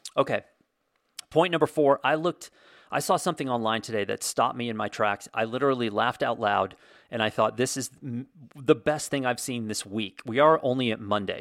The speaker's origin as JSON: {"language": "English", "country": "United States", "said": "I'm American"}